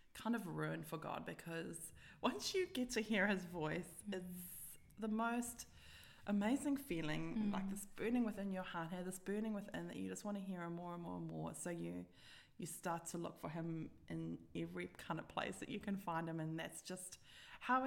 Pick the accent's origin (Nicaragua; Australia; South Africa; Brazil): South Africa; moved away; growing up in South Africa